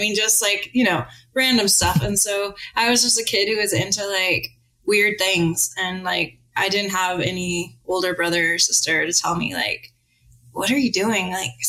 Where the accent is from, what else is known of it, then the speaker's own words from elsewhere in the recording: Las Vegas, Nevada, United States; moved away as an adult; also born or lived in Oregon / England; I grew up in Las Vegas